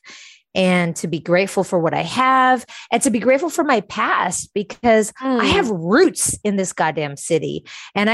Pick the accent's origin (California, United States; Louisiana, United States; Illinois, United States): California, United States; San Francisco; born or raised there; moved away